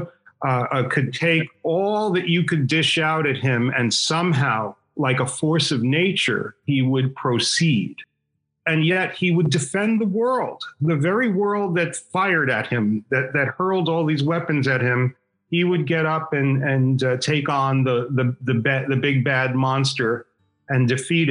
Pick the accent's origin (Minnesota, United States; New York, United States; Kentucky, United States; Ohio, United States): New York, United States; New York City; also born or lived in Queens; I was born on Staten Island